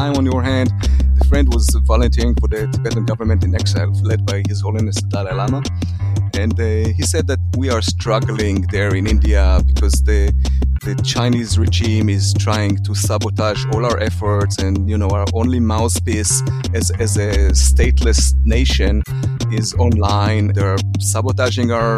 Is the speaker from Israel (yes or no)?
yes; Israel; moved away as an adult; also born or lived in Lebanon / Silicon Valley; I was born and raised in Israel